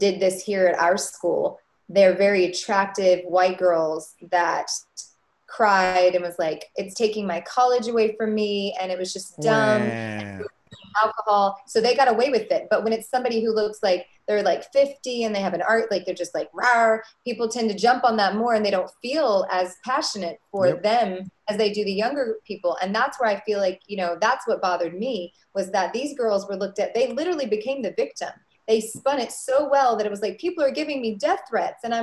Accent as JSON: {"language": "English", "region": "Arkansas", "country": "United States", "tie": "born or raised there", "said": "in Arkansas, where I grew up"}